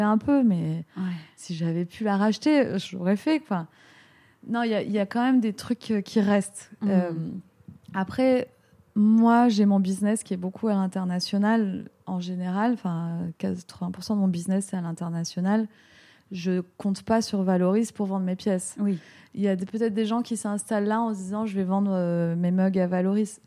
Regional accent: France; moved away as an adult; also born or lived in Los Angeles; now in Vallauris, France; la France, c'est mon pays d'origine

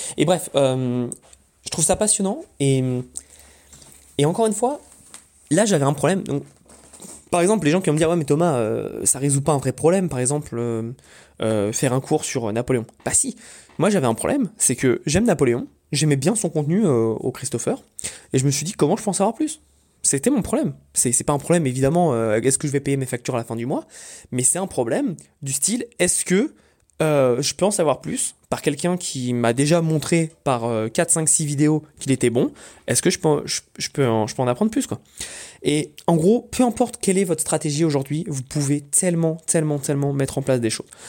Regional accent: Paris, Île-de-France, France; moved away; also born or lived in Corsica; moi je suis corse, d'origine corse. je grandis toute ma vie à Paris

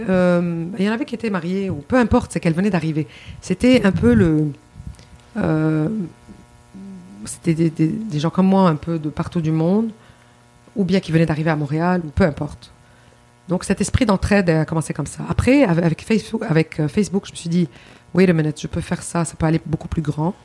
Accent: Lebanon; also born or lived in Quebec, Canada; now in Canada; mon pays d'origine. C'est mon pays natal

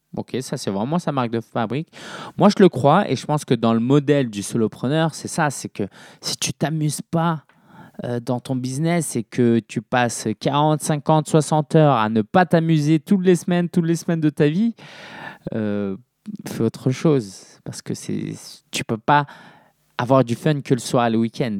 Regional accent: Paris, Île-de-France, France; je suis né à Paris

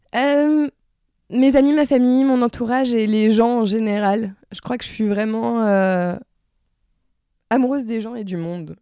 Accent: La Rochelle, Nouvelle-Aquitaine, France; also born or lived in Strasbourg; now in Paris, France; je suis née à La Rochelle. Euh, j'ai habité pendant 9 ans à Strasbourg et je suis revenue à La Rochelle.

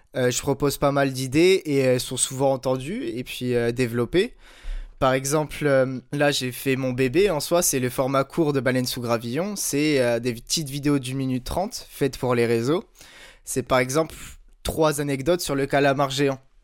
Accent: Brittany, France; j'ai 23 ans, je suis breton

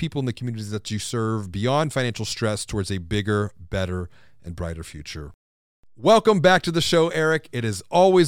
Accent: Houston, Texas, United States; growing up on the Third Coast, exactly, in Houston.

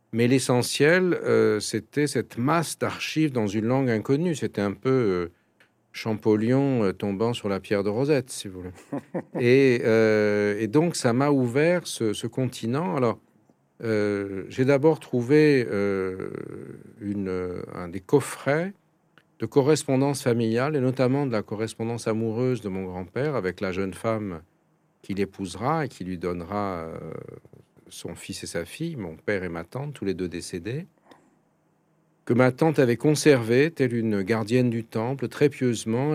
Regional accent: Paris, Île-de-France, France; j'ai été éduqué en français, je suis né à Paris

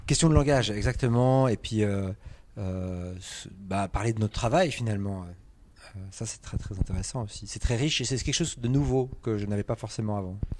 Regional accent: Switzerland; je suis suisse

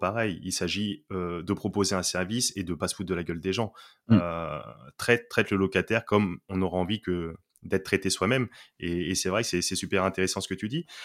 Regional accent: Poitiers, Nouvelle-Aquitaine, France; je suis originaire de Poitiers, donc une ville province

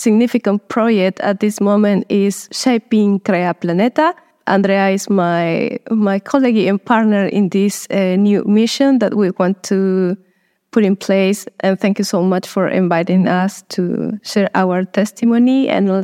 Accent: Chepén, La Libertad, Peru; moved away as an adult; now in Madagascar; I'm from Peru, but I'm currently based in Madagascar.

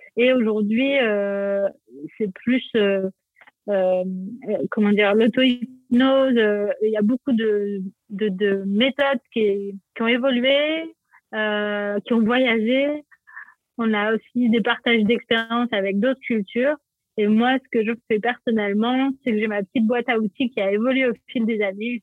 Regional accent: Provence-Alpes-Côte d'Azur, France; also born or lived in Paris; je suis née à Paris et mes parents ont eu la bonne idée de déménager sur la Côte d'Azur quand j'avais trois ans

